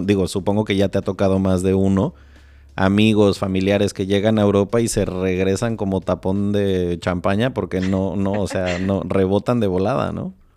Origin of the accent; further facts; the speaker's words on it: Morelia, Michoacán, Mexico; yo crecí en Morelia